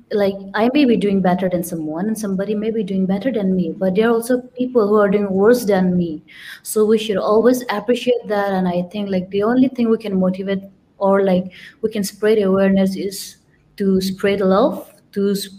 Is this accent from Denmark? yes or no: no; India; moved away; I'm from India, but I do not look like an Indian